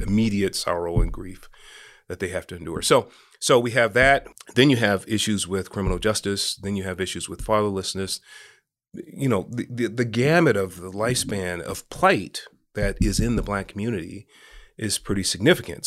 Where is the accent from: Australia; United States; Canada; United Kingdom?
United States; San Francisco, California; now in Los Angeles, United States; I was raised in Hunters Point in San Francisco